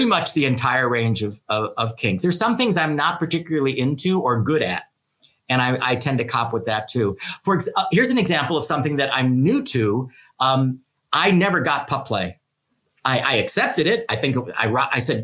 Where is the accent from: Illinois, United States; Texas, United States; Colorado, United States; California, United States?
Illinois, United States; Chicago; also born or lived in New York / Los Angeles; now in San Francisco, United States; I'm from Chicago